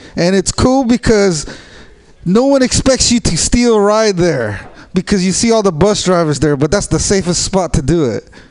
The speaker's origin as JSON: {"language": "English", "town": "San Jose", "region": "California", "country": "United States", "said": "I'm from San Jose"}